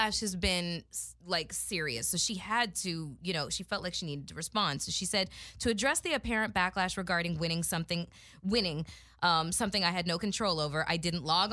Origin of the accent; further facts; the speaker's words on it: Toronto, Ontario, Canada; We're both from Toronto.